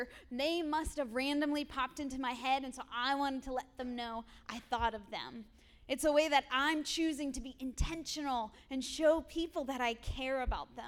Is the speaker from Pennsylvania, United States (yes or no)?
yes; Erie, Pennsylvania, United States; I grew up here in Erie in an incredible household.